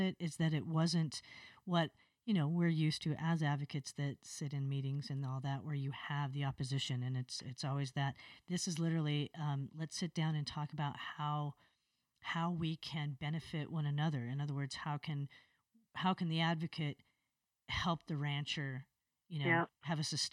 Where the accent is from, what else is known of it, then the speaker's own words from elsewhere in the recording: Wyoming, United States; I was born and raised in Wyoming